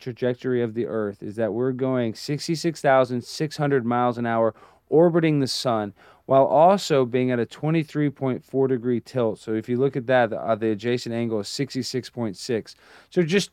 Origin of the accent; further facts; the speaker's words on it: Dallas, Texas, United States; I grew up in Dallas.